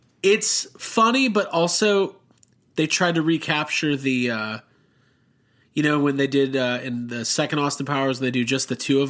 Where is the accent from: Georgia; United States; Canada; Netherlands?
Netherlands; I'm from Holland. Isn't that weird?